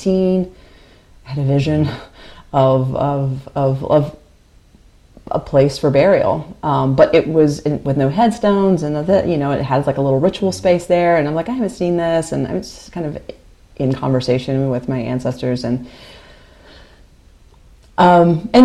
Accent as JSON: {"language": "English", "town": "Greensboro", "region": "North Carolina", "country": "United States", "tie": "born or raised there", "also_born_or_lived": "Chapel Hill / Carrboro", "said": "I've lived in the Piedmont my whole life. So I lived in Greensboro. I grew up in Greensboro."}